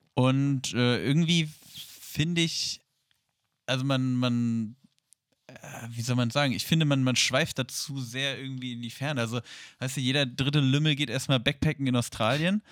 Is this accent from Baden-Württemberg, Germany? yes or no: no; Hanover, Lower Saxony, Germany; bei uns in Hannover